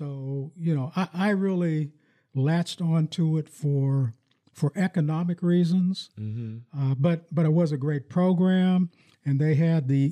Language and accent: English; Farrell, Pennsylvania, United States; now in Lansing, United States; I grew up in my hometown in Farrell, Pennsylvania